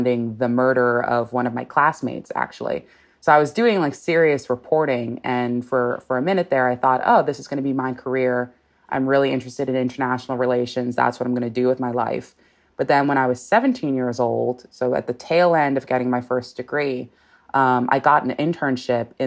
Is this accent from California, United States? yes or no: yes; Los Angeles, California, United States; I'm born and raised in Los Angeles